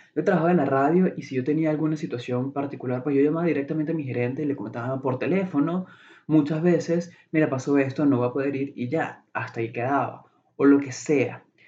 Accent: Venezuela; moved away as an adult; now in Chicago, United States; soy eh, de, Venezuela, soy venezolano

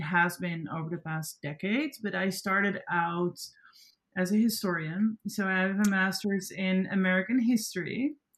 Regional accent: Netherlands; accent: Dutch; first language Dutch; English is a second language; moved away as an adult; now in New York, United States; I'm also like very proud to be Dutch and to be from Europe

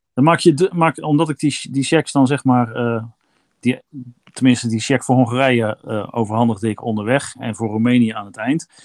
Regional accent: Kampen, Overijssel, Netherlands; moved away; Ik kom uit Kampen

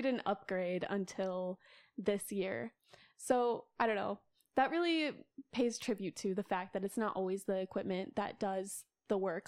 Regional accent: Sioux Falls, South Dakota, United States; moved away as an adult; now in Minneapolis, United States; I was born and raised in Sioux Falls, South Dakota

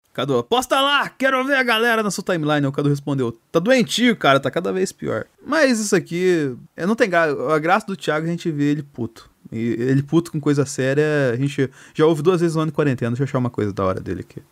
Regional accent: Minas Gerais, Brazil; eu sou de Minas Gerais

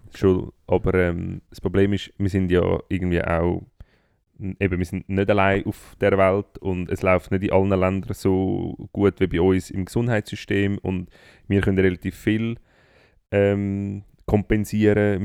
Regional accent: Switzerland; bei uns in der Schweiz

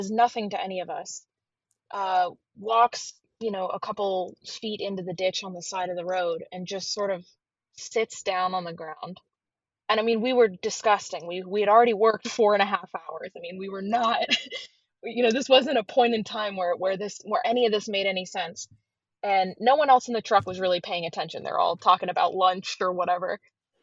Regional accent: North Central Florida, United States; also born or lived in Georgia; I grew up here in North Central Florida

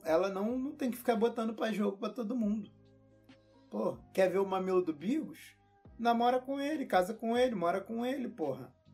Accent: Rio de Janeiro, Brazil; eu sou carioca

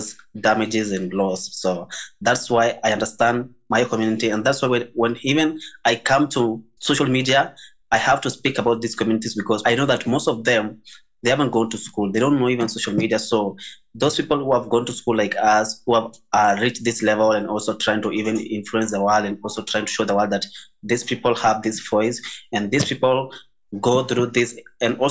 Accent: Maasai, Kenya; I'm from the Maasai community

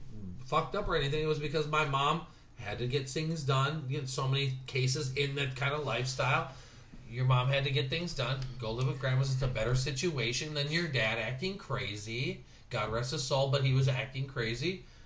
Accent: Southern California, United States; now in Minneapolis, United States; I grew up in Southern California.

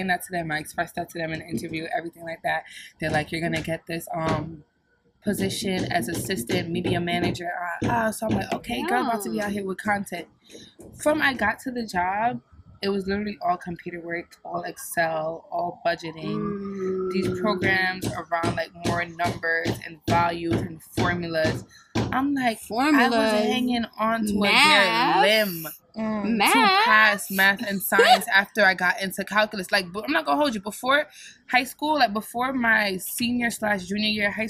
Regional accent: Jamaica; moved away; I'm fully Jamaican. Like, born in Jamaica, Jamaican

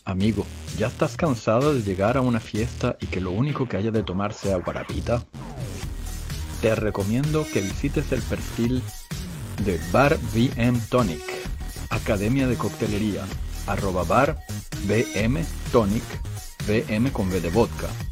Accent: Venezuela; moved away as an adult; yo me fui de Venezuela en 2001

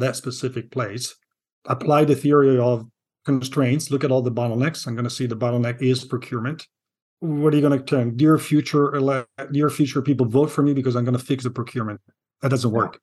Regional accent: Milan, Lombardy, Italy; moved away as an adult; now in Seattle, United States; I'm from Milan

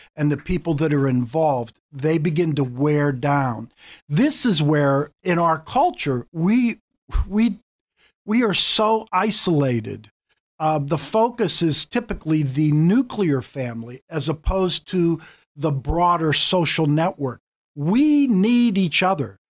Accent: Pittsburgh, Pennsylvania, United States; moved away as an adult; now in Erie, United States; I grew up in a family in Pittsburgh. I'm a Pittsburgh boy

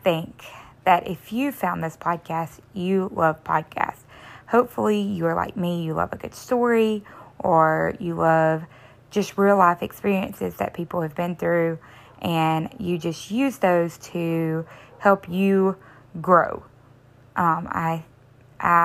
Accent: the South, United States; I am from the South.

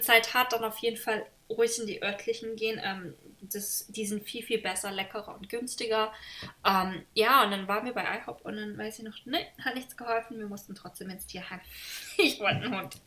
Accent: Germany; moved away; also born or lived in Washington; in meinem Heimat, äh, wo ich herkomme, in Deutschland

